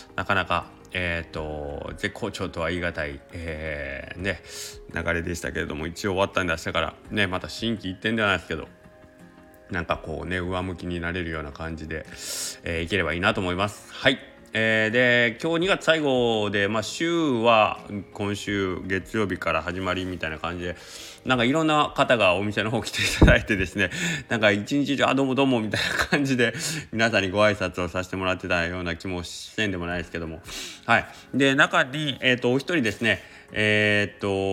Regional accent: Kagawa, Japan; also born or lived in Osaka; 僕が香川出身

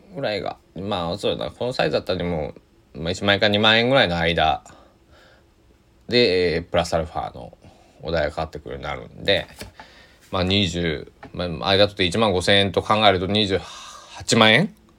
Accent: Kochi, Japan; 高知では僕の地元高知では

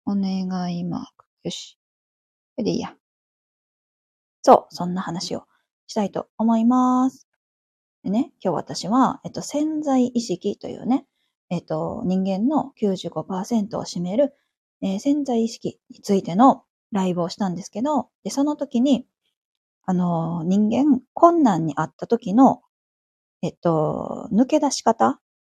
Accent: Kansai, Japan; moved away as an adult; also born or lived in Tokyo; 私関西出身なんですけど

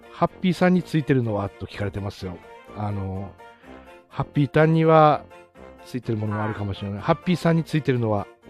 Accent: Aomori, Japan; also born or lived in Australia / Iwate; 生まれも育ちも青森ですね

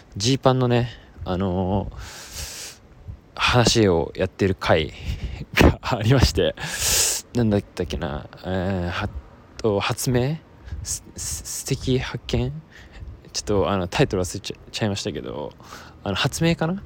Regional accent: Yokosuka, Kanagawa, Japan; moved away; 今日は僕は、えー、地元横須賀に帰って

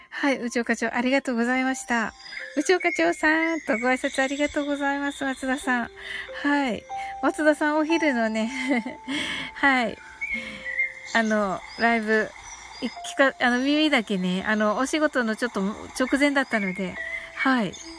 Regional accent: Kyushu, Japan; 私は九州人なんですけどね

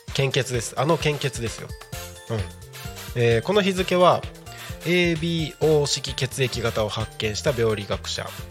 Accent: Takko, Aomori, Japan; also born or lived in Morioka, Iwate; now in Tako, Japan; 僕の地元のね青森県田子町

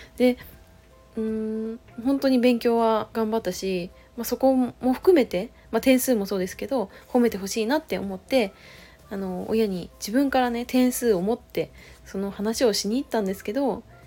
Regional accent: Chiba, Japan; moved away; 実家が千葉県なんですけど

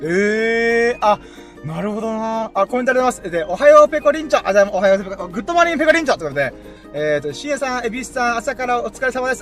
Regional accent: Okinawa, Japan; 生まれも育ちも沖縄

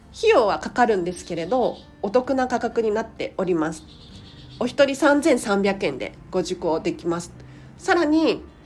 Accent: Tokyo, Japan; 東京生まれ東京育ちでディズニーシーに住みたいミニマリスト

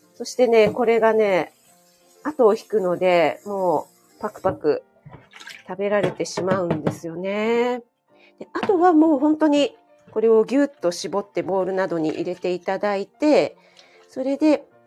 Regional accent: Kanto, Japan; 雪に弱い関東人

